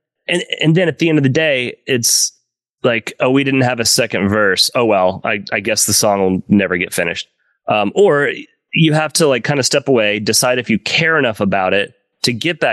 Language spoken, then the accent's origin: English; Oklahoma, United States; moved away as an adult; also born or lived in Los Angeles; now in Nashville, United States; I'm from Oklahoma